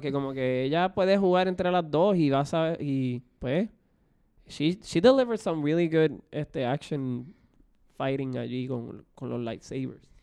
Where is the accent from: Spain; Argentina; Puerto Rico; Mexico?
Puerto Rico; yo viviendo y creciendo en Puerto Rico